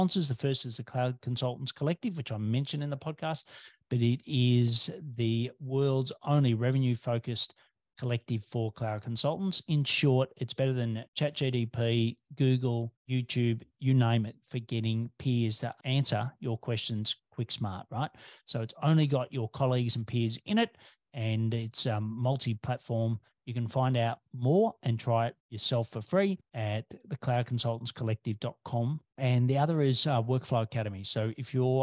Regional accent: Australia

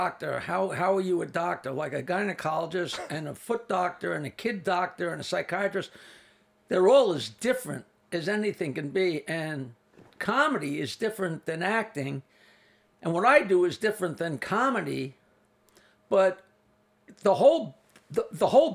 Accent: East Norwich, New York, United States; also born or lived in Bayville, New York; born and raised in East Norwich, which is just south of Oyster Bay. I live in Bayville on Long Island Sound

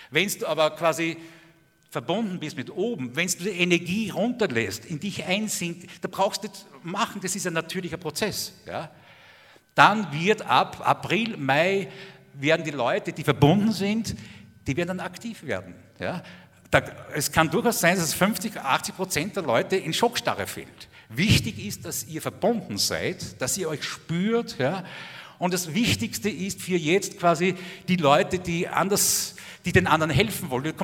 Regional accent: Austria; also ich bin Österreicher, also wir haben in Österreich genauso kompetente Politiker wie ihr

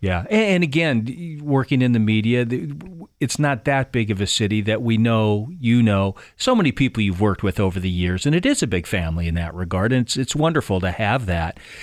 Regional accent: Keizer, Oregon, United States; these two kids growing up in Kaiser

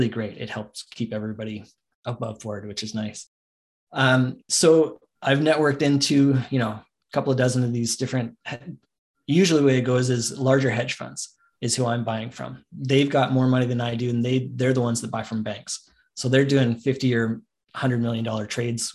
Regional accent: Canada; I'm the only Canadian there.

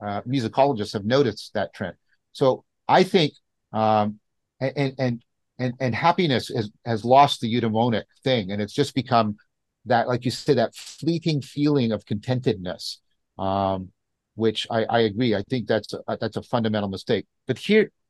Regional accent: Canada; I'm a Canadian

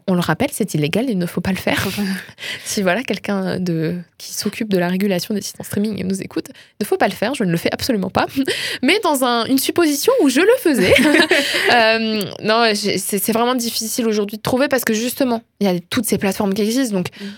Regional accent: France; je suis une bonne française qui se respecte

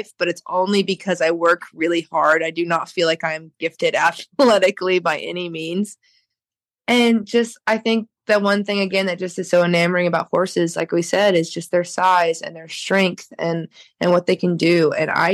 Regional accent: Oklahoma, United States; born or raised there

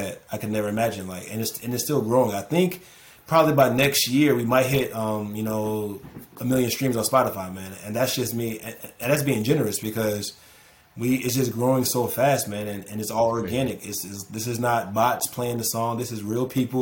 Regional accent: Orlando, Florida, United States; I'm from Orlando

